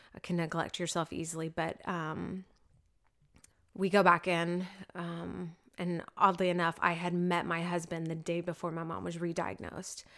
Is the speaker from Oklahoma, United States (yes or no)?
yes; Oklahoma City, Oklahoma, United States; I was raised in the Oklahoma City area